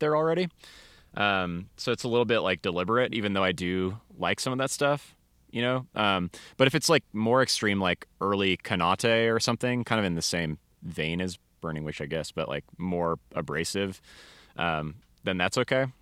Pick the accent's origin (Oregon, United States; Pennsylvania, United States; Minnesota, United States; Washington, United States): Washington, United States; Seattle; moved away as an adult; now in Denver, United States; I'm from the Seattle area originally